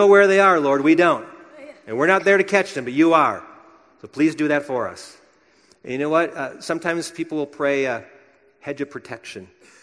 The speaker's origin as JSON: {"language": "English", "region": "Wisconsin", "country": "United States", "tie": "born or raised there", "said": "my home state of Wisconsin"}